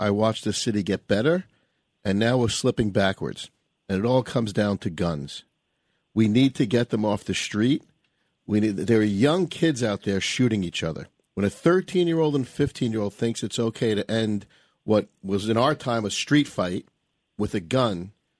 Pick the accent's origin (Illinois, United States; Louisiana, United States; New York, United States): New York, United States; New York City; I was born and raised in New York City.